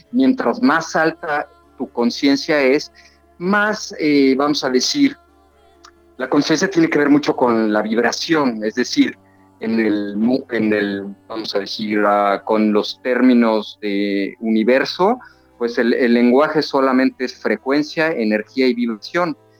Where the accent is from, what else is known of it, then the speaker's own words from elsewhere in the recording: Mexico City, Mexico; moved away as an adult; now in Cancún, Mexico; yo soy de la Ciudad de México, de la capital del país. Sin embargo, ya llevo 19 años viviendo aquí en Cancún